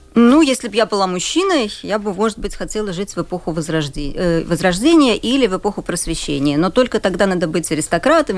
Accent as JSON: {"language": "Russian", "region": "Riga", "country": "Latvia", "tie": "born or raised there", "also_born_or_lived": "Budapest, Hungary / Cambridge, United Kingdom", "said": "Я рижанка, родилась в Риге, и моя мама родилась, выросла в той же квартире в Риге, да, то есть довольно давно уже семья живет в Риге"}